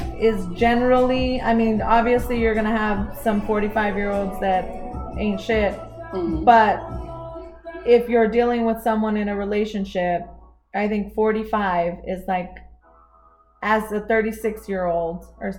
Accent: Los Angeles, California, United States; moved away; My parents and I, well, we grew up in Los Angeles. So my parents went to high school in Los Angeles.

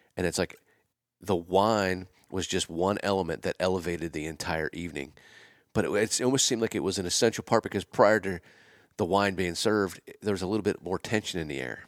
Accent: Pennsylvania, United States; moved away; also born or lived in Winnetka, Illinois; I'm from Pennsylvania

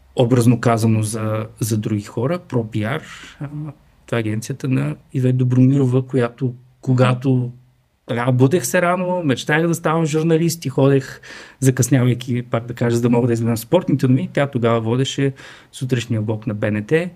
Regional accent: Strazhitsa, Dobrich Province, Bulgaria; От стражица съм

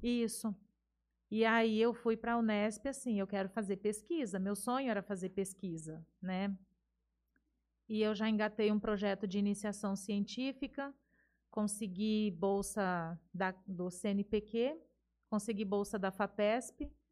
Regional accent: Jales, São Paulo, Brazil; eu nasci aqui em Jales, né? Sempre estudei aqui até os 18 anos

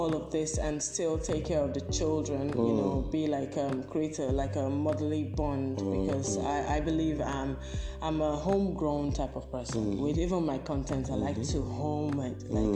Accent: Nigeria; I'm Nigerian. I got married to a Yoruba man

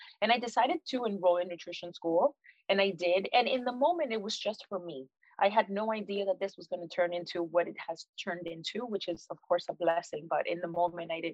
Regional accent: Miami, Florida, United States; I am Puerto Rican. Both of my parents are Puerto Rican. I was raised in Miami

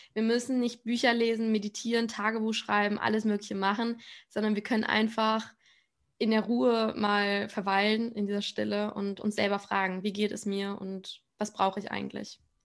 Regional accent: Spain; ich komme aus Spanien

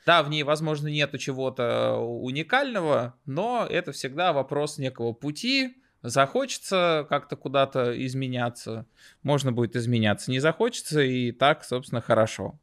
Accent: Moscow, Russia; Я всю жизнь живу в Москве, а, родился и вырос в Москве.

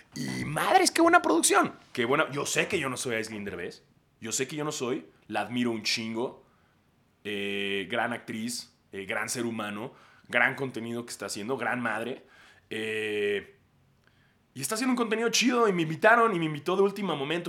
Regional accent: Mexico

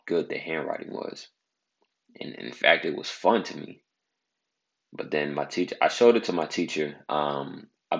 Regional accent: Bay Area, California, United States; I'm from the Bay Area of California

